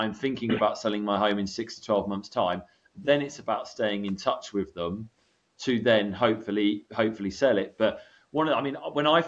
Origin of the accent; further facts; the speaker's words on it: United Kingdom; moved away as an adult; also born or lived in California, United States; I was British, I feed myself as a British real estate agent